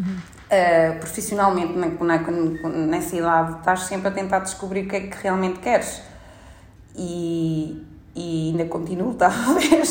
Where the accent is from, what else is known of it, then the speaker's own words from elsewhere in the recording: Portugal; moved away; enquanto português a residir em Portugal